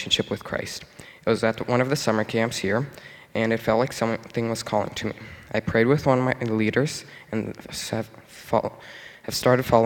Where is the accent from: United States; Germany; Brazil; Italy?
Brazil; now in Canada; I'm originally from Brazil, and I came to Canada a little over 6 years ago.